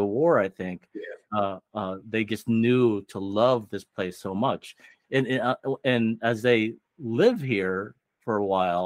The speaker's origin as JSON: {"language": "English", "region": "Ohio", "country": "United States", "tie": "born or raised there", "said": "growing up in Ohio, your identity as a Filipino can get really taken away"}